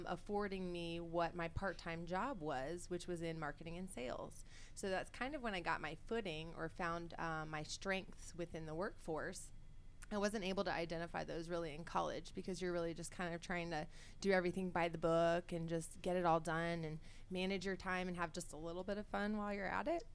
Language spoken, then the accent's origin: English; Peachtree City, Georgia, United States; I grew up in Peachtree City. I lived there for 30 years.